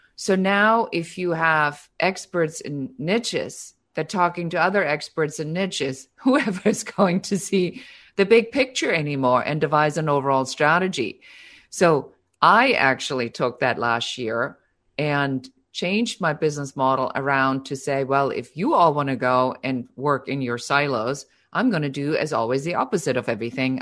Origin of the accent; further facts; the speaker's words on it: Germany; now in Los Angeles, United States; I'm originally from Germany, so most of you will hear still a little bit of an accent